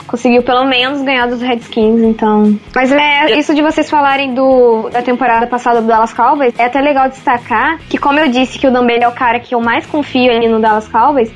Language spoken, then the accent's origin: Portuguese; Resende, Rio de Janeiro, Brazil; eu sou de Resende